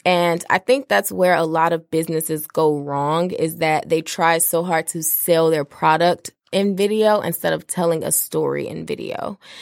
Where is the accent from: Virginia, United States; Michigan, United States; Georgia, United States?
Michigan, United States; Detroit; also born or lived in Washington, D.C.; I'm from Detroit